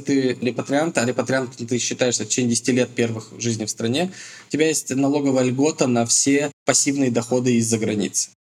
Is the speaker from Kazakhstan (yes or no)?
no; Russia; moved away as an adult; now in Petah Tikva, Israel; нашими понятиями российскими